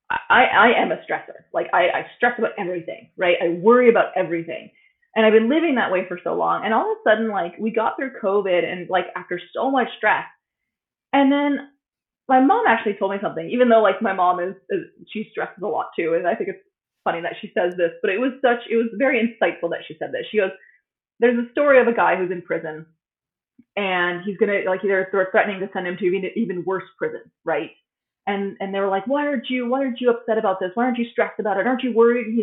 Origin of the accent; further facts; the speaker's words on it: United States; moved away as an adult; now in Sweden; coming from like being American, of course we're not told to be toned down, even though I feel like I'm a toned down American